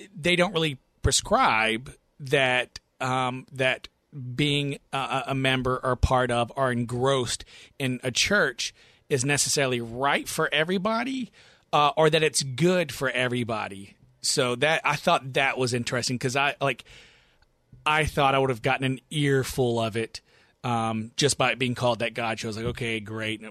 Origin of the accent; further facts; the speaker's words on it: the South, United States; born and raised in the South